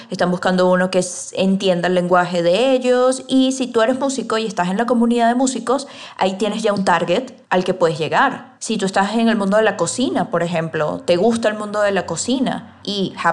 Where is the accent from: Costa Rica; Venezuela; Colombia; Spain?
Venezuela; now in Mexico; Yo por lo menos soy venezolana y vivo en México.